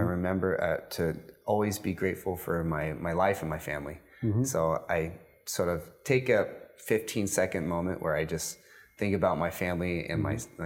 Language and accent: English; United States; moved away as an adult; now in Dubai, United Arab Emirates; being an American